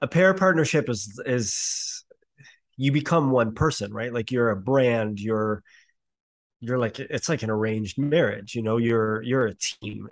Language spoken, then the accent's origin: English; Canada; it's Canada